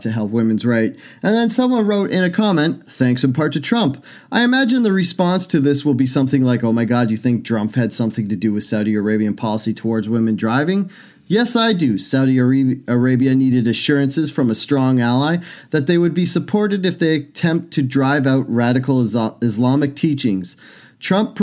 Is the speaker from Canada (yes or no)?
yes; Canada; I'm from Canada.